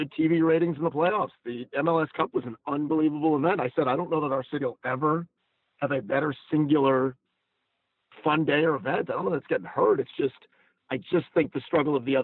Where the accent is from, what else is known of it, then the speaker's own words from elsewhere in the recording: Atlanta, Georgia, United States; my hometown, in my city. Like Atlanta